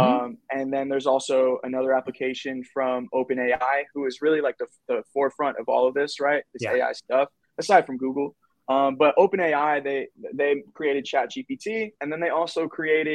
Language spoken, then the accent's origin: English; Pompano Beach, Florida, United States; I was growing up in Pompano Beach